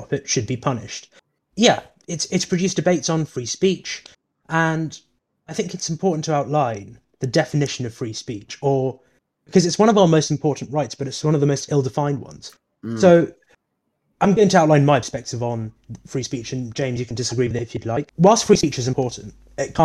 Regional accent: India; now in United Kingdom; I was born in India

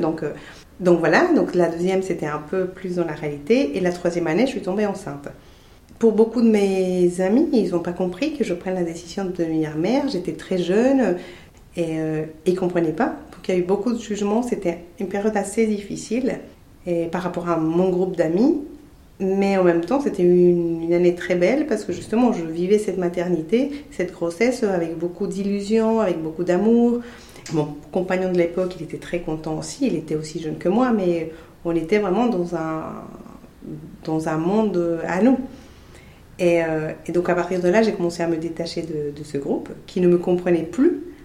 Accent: Colombia; first language Spanish; French is a second language; moved away as an adult; now in Rennes, France; je suis colombienne et ça va faire 22 23 ans que, j'habite en France, à Rennes.

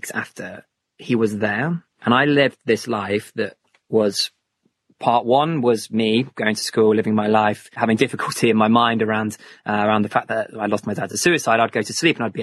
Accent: St Ives, South West England, United Kingdom; I grew up in Cornwall, so St. Ives in Cornwall

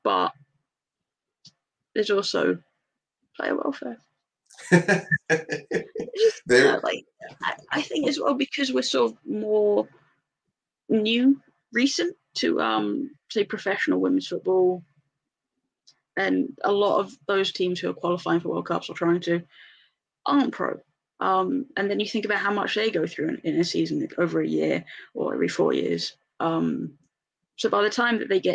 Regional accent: England, United Kingdom; I'm English.

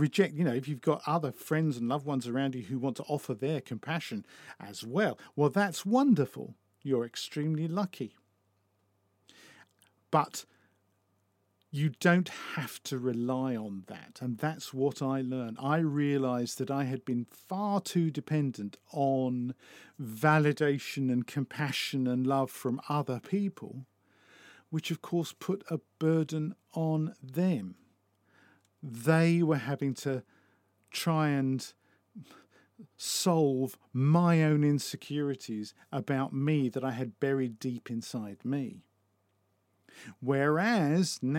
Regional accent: United Kingdom; as a British person

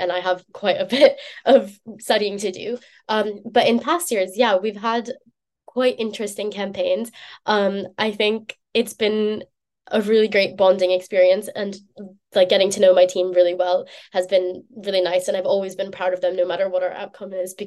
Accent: United States; moved away as an adult; now in Oxford, United Kingdom; I'm American

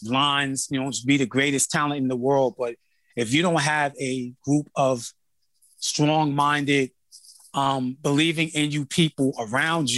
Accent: Uniondale, New York, United States; also born or lived in Brooklyn, New York; I grew up in Uniondale, Long Island

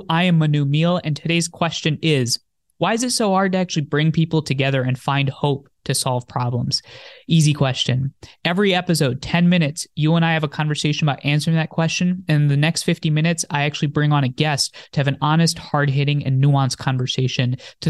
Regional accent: New Jersey, United States; born there; also born or lived in India; I'm 24 years old. I was born in New Jersey. I lived in India for some time with my grandparents when my parents lived out in the US. Then I moved back, moved around every 2 years until high school.

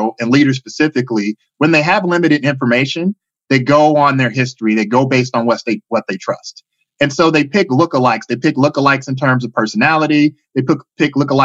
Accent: Chicago, Illinois, United States; moved away as an adult; now in Bay Area, United States; originally from Chicago, Illinois. I've been living in the Bay Area for the past 15 years

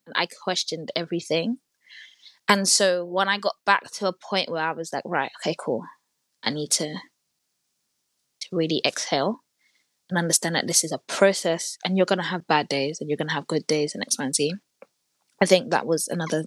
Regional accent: Nigeria; also born or lived in North London; now in London, United Kingdom; I'm also Nigerian

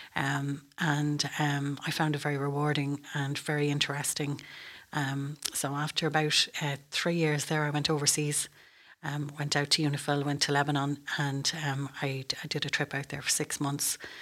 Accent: Moate, Westmeath, Ireland; moved away as an adult; also born or lived in Dublin; I'm from Moat, County West Meath, and, um, I went to the Convent of Mercy School in Moat

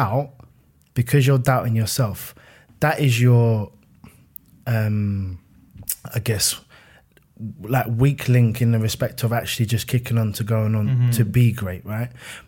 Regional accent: Fort Worth, Texas, United States; I'm a kid from Fort Worth in my head

